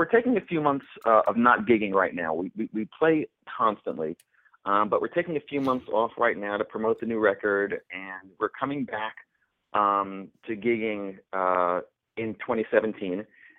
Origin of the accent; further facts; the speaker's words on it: East Coast, United States; moved away; I grew up on the East Coast in a very restrictive kind of religious environment.